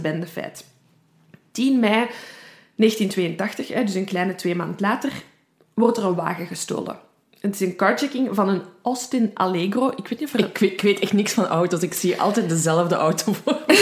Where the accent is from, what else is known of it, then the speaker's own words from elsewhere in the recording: Belgium; accent: Brussels; Ik ben van Brabant.